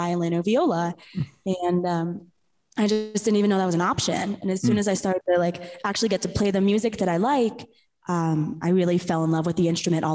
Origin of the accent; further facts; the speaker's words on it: New York, United States; I grew up in New York